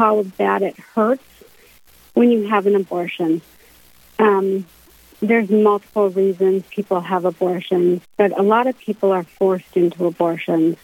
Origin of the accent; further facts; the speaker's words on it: Minot, North Dakota, United States; I moved to Minot when I was 4 years old